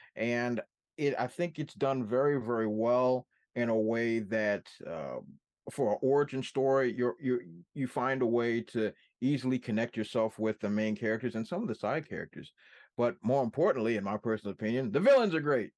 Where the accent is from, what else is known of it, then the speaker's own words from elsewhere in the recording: Washington, District of Columbia, United States; my hometown of Washington, D C